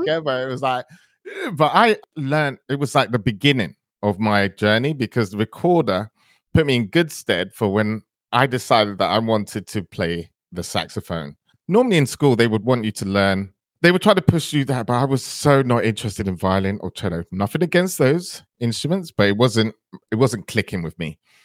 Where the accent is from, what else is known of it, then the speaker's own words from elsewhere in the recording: London, United Kingdom; also born or lived in Antigua; I grew up in, uh, northwest London in the area.